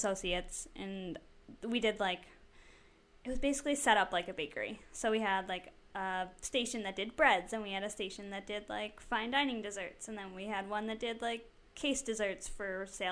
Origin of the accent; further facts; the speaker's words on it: Syracuse area, New York, United States; also born or lived in Liverpool, New York; I grew up. I went to CNS High School.